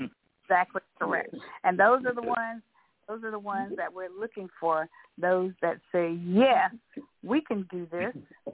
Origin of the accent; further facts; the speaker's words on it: East Texas, United States; he knows that I was from East Texas. So, because he would say he called me East Texas.